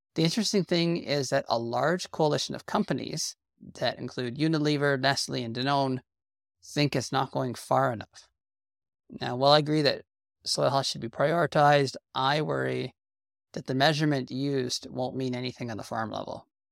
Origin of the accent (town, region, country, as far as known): Canada